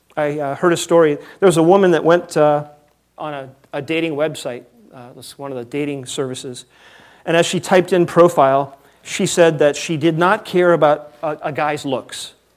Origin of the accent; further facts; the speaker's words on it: United States; We are so American